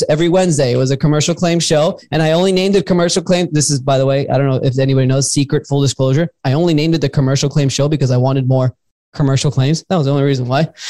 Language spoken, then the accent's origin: English; Miami, Florida, United States; moved away as an adult; now in Tampa, United States; I'm born and raised in Miami, Florida